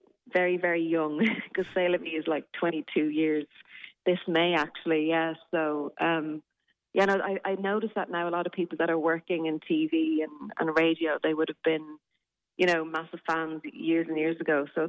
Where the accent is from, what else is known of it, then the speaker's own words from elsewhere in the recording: Newbridge, Leinster, Ireland; but there was nowhere in Newbridge. I grew up in Kildare that, you know, you could go and do those classes.